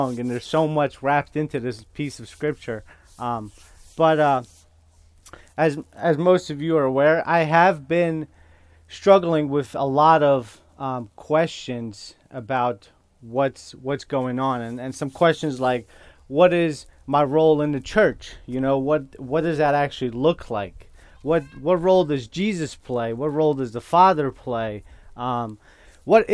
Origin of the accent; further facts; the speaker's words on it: northern Iraq, Iraq; first language Kurdish; English is a second language; moved away; English is my second language. So I am Kurdish, and I was born in northern Iraq. So I process and think in Kurdish, and I speak in English.